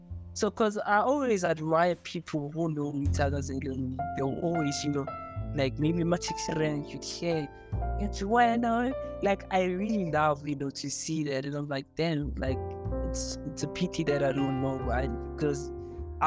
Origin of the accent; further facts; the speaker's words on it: Johannesburg, Gauteng, South Africa; growing up in Joburg